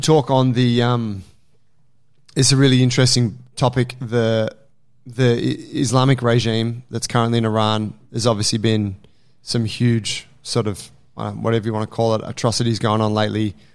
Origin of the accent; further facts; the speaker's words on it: Australia; as an Australian